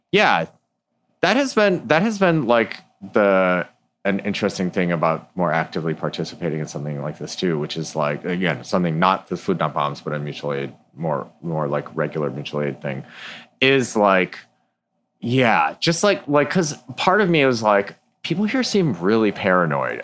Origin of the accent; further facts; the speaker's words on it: Ann Arbor, Michigan, United States; I grew up in Ann Arbor, Michigan